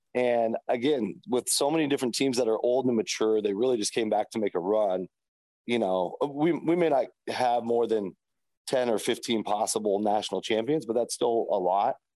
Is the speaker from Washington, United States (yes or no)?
yes; Seattle, Washington, United States; I grew up in Seattle